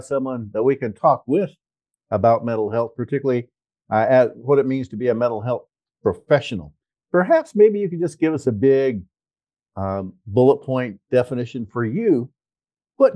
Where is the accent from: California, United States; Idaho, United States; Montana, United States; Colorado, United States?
California, United States; Los Angeles; I was born just around the corner from there